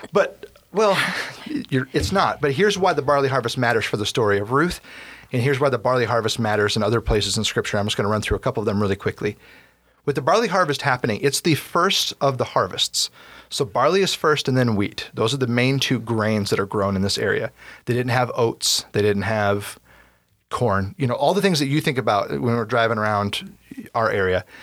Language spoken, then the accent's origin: English; United States; as an American reader slash listener